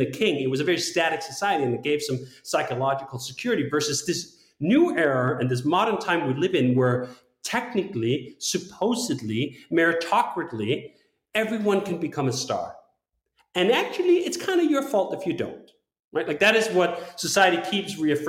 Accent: Denmark; I'm from Denmark

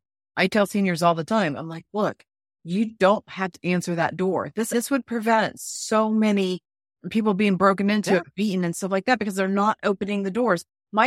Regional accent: North Florida, United States; moved away; I grew up in Florida, and I know there, but North Florida.

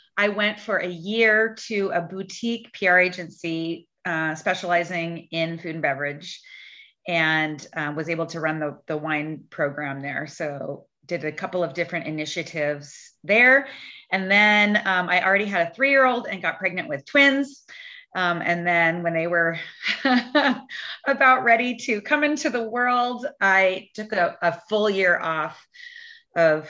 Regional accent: Portland, Oregon, United States; moved away as an adult; also born or lived in Washington; And I am originally from Portland, Oregon, grew up here. I'm back here now.

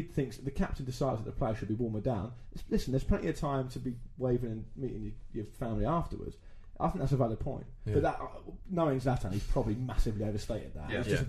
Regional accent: England, United Kingdom; because I'm English

